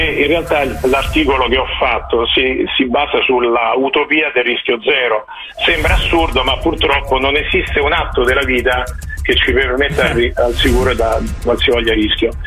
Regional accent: Rome, Lazio, Italy; io sono di Roma

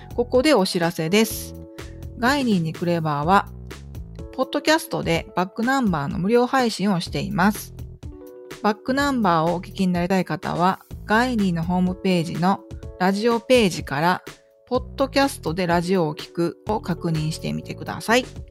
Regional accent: Kagawa, Japan; 生え抜きのあの香川県で生まれて香川県で育った人間

